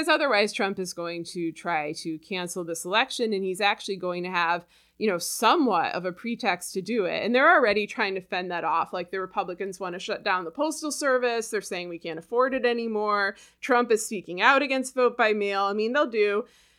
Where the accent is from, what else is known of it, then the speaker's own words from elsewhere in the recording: United States; I'm an American